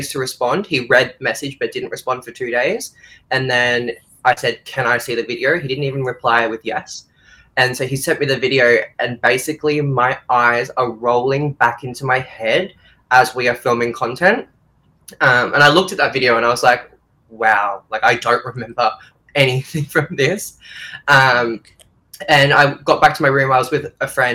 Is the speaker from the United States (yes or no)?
no; Australia; I'm Australian